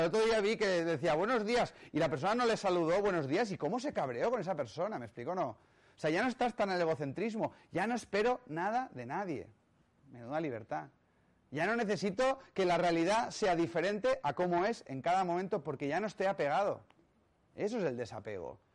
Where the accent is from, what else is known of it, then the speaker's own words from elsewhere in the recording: Catalonia, Spain; soy catalán